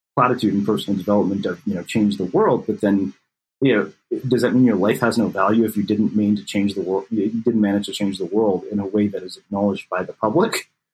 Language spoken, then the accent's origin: English; Texas, United States; I grew up in Texas where if you play football and you're a scrawny Indian kid